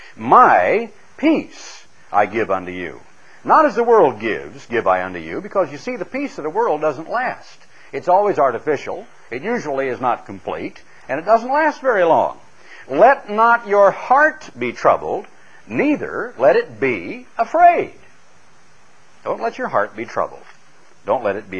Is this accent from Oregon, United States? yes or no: yes; Oregon, United States; a young lad growing up in Oregon